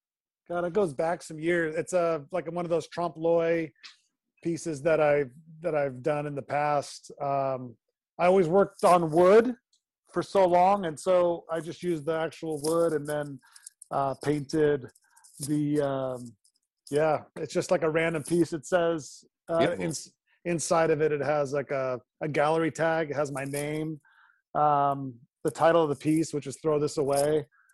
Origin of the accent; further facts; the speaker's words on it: Westlake Village, California, United States; also born or lived in Los Angeles; I'm from Westlake Village originally. Oh, nice. Okay. So that's where I grew up. And then, I stayed. I went to UCLA, and so I've been a LA born and bred.